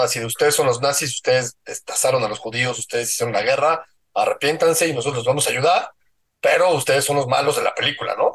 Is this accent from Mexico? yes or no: yes; Mexico